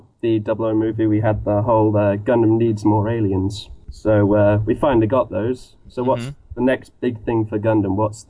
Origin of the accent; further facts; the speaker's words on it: England, United Kingdom; I'm from England.